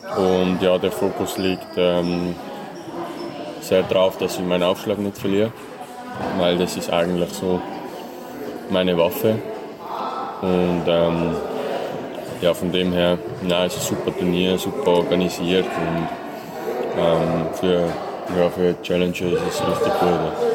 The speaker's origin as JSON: {"language": "German", "town": "Möhlin", "region": "Aargau", "country": "Switzerland", "tie": "born or raised there"}